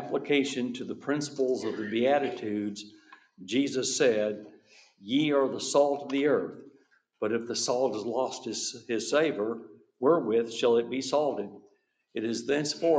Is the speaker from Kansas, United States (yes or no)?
yes; Kansas, United States; I'm from Kansas